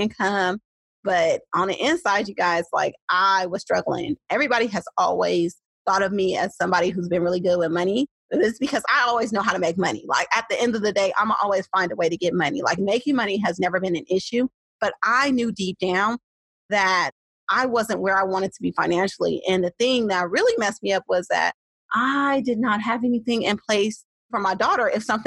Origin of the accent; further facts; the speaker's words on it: Oakland, California, United States; accent: Oakland; I'm a true Oakland girl through and through. And if you can't tell by the way that I speak, even though I have several master's degrees, it has not been able to shake the Oakland out of me.